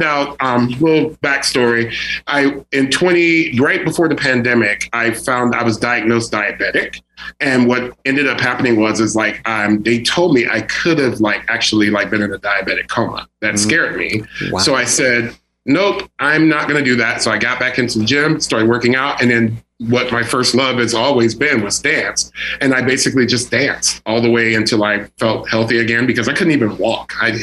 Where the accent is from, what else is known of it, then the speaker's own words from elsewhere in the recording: Jamaica; me being a Jamaican man